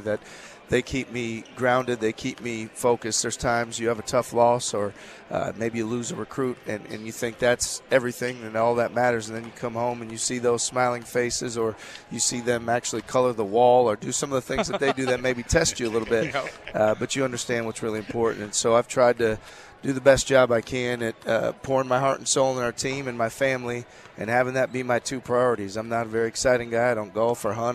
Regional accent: Milwaukee, Wisconsin, United States; I have great sense of pride in being from the city

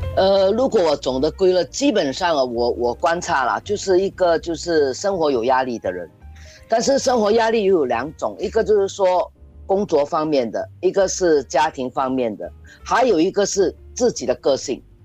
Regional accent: Singapore; 我觉得我们新加坡人很多人就缺了一个玩字

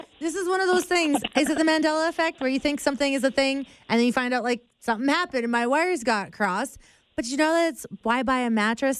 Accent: Loon Lake, Saskatchewan, Canada; now in Calgary, Canada; the tiny town of Blackie, which reminds me a lot of my hometown of Loon Lake.

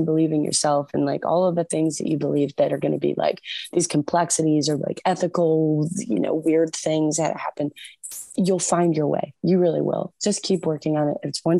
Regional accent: Michigan, United States

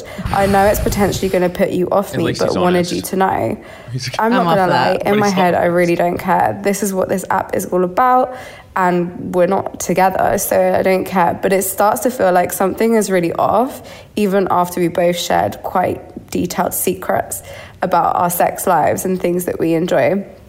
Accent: London, United Kingdom; As you may have already guessed from the accent, I'm from London.

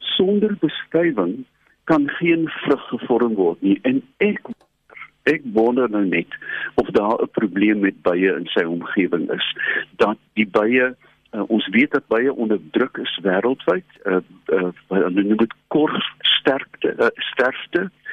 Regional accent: Robertson, Western Cape, South Africa; my dae as kind in Robertson

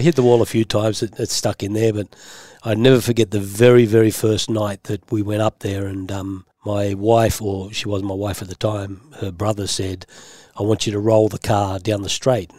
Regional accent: Sydney, New South Wales, Australia; also born or lived in Beverly Hills, United States; I grew up in Green Valley.

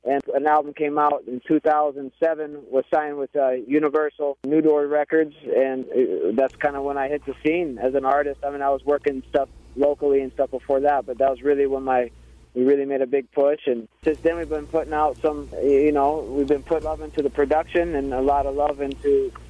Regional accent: Arkansas, United States; moved away; because I'm originally from Arkansas.

